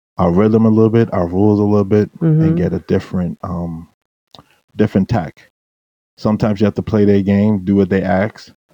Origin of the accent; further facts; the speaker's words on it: United States; Like the way I was brought up as a Bermudian, even though I was brought up in the States, I was brought up Bermudian.